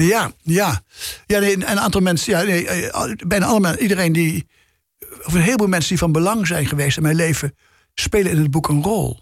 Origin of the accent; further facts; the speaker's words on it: Nijmegen, Gelderland, Netherlands; moved away as an adult; also born or lived in Amsterdam; dat Nijmegen, waar ik ben geboren, waar ik ben opgegroeid, gepubert heb, even gestudeerd heb.